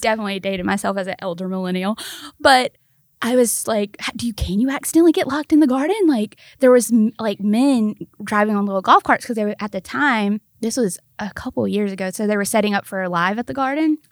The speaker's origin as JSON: {"language": "English", "region": "Mississippi", "country": "United States", "tie": "born or raised there", "moved": "yes", "lives_now": "Memphis, United States", "said": "I was born in Mississippi."}